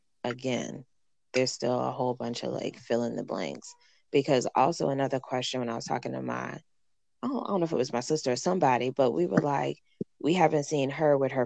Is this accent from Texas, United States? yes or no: yes; Houston, Texas, United States; I'm from Houston, Texas.